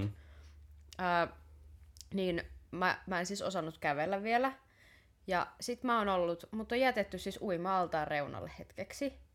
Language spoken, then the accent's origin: Finnish; Tampere, Pirkanmaa, Finland; koska mä oon Tampereelta